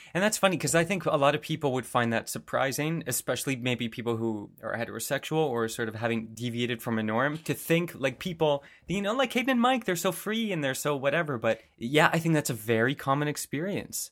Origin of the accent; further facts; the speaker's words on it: suburb of Toronto, Ontario, Canada; coming from, you know, a suburb of Toronto